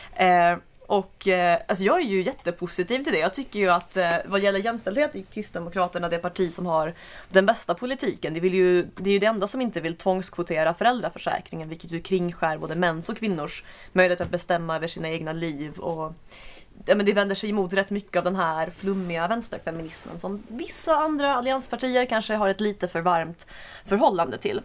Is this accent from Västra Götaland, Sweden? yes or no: no; Skåne, Sweden; jag kommer väl inte från Landskrona, bara från grannkommunen